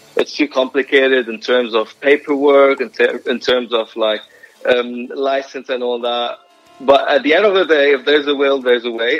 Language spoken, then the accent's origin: English; Lebanon; moved away; growing up in Lebanon, we were wired to remember